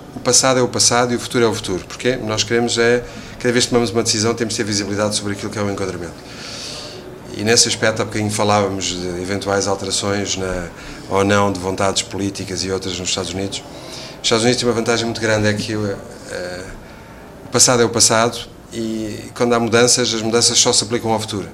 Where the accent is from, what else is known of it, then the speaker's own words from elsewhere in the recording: Portugal; Eu diria agora como português